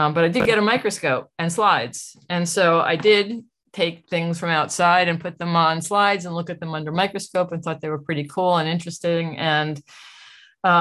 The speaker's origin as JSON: {"language": "English", "town": "Great Neck", "region": "New York", "country": "United States", "tie": "born or raised there", "moved": "yes", "lives_now": "Virginia, United States", "said": "I grew up in Great Neck, as I said earlier. So I'm originally from Long Island"}